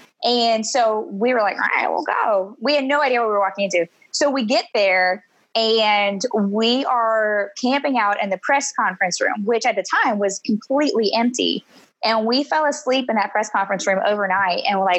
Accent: Pittsburgh, Pennsylvania, United States; moved away as an adult; also born or lived in West Virginia; now in Augusta, United States; I grew up in Pittsburgh, and then I went to school at West Virginia University

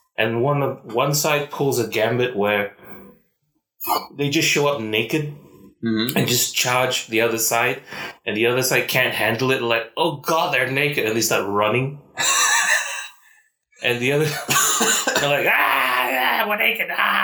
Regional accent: Malaysia; accent: Malaysian; It goes from the sort of usual sort of mixed up accent I usually have as a Malaysian.

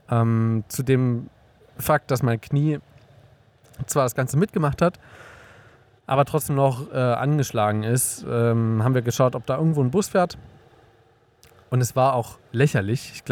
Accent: Germany; in Deutschland, zumindest da, wo ich aufgewachsen bin

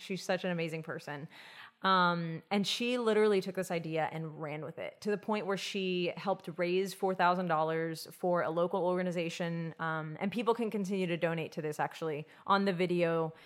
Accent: Texas, United States; we were from Texas

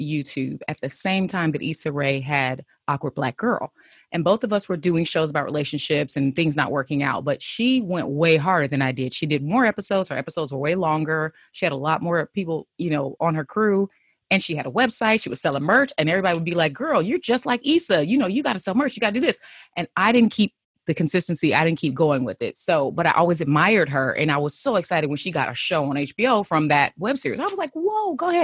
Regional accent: Inglewood, California, United States; Born and raised in Inglewood, bred and fed

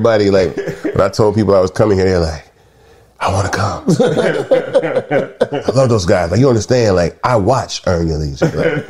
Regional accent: Atlanta, Georgia, United States; also born or lived in Memphis; So I was born in Memphis, left Memphis at an early age and moved to Atlanta.

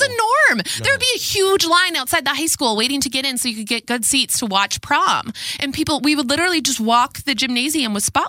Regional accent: Red Wing, Minnesota, United States; And I love my hometown. I wouldn't change it for the world. But I absolutely love Red Wing, Minnesota.

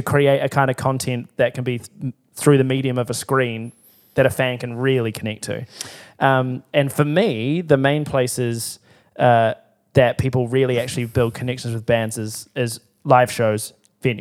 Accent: Timaru, Canterbury, New Zealand; I grew up in Timaru.

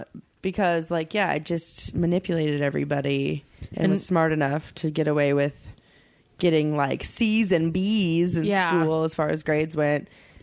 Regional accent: a suburb of Chicago, Illinois, United States; I'm from a suburb of Chicago.

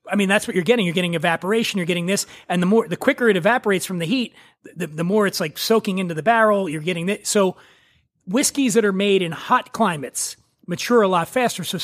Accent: Philadelphia, Pennsylvania, United States; I grew up in Philly

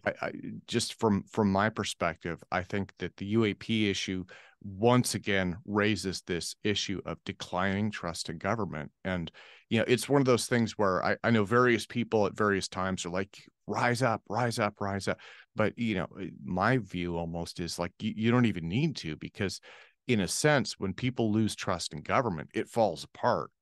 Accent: United States; I'm speaking as an American

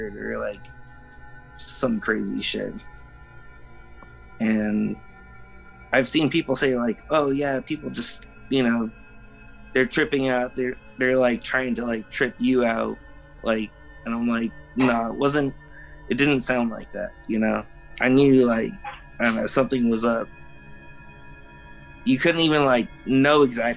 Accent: Los Angeles, California, United States; I grew up in Los Feliz area.

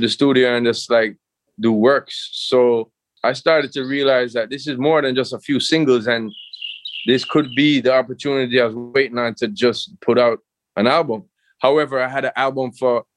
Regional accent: Jamaica; out here in Jamaica

